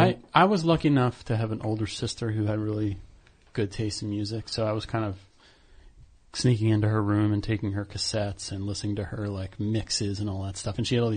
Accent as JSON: {"language": "English", "town": "Lansdowne", "region": "Pennsylvania", "country": "United States", "tie": "born or raised there", "moved": "yes", "lives_now": "New York, United States", "said": "I grew up in the western suburbs of Philly."}